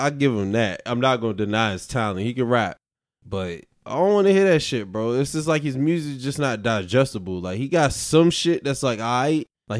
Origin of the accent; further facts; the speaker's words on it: New York, United States; accent: New York; And then I get the New York shit because of my, like, I guess my accent